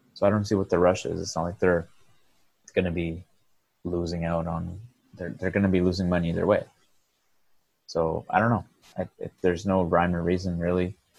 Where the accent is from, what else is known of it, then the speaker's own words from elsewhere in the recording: Sherbrooke, Quebec, Canada; moved away; part of my upbringing was in Sherbrooke, Quebec, and that's where I started playing hockey